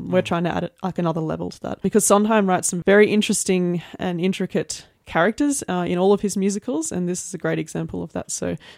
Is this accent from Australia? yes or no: yes; Lismore, New South Wales, Australia; now in Armidale, Australia; Well, I have been in Armidale for, I think, 15 years now, but I grew up in the Lismore area